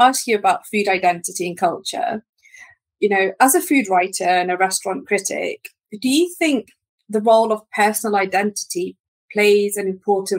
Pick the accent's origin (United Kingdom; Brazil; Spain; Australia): United Kingdom; Loughborough, East Midlands; growing up in Loughborough, a lot of Bangladeshi restaurants